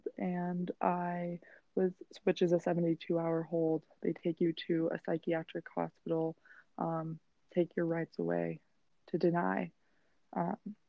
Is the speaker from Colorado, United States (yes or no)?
yes; Steamboat Springs, Colorado, United States; moved away as an adult; now in New York City, United States; I'm from Steamboat Springs, Colorado